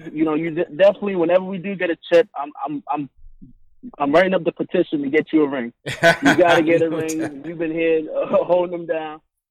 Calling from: Maryland, United States; It's … from Maryland.

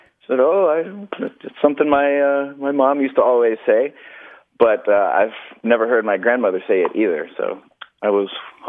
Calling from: Tampa, Florida, United States; I'm calling from Tampa.

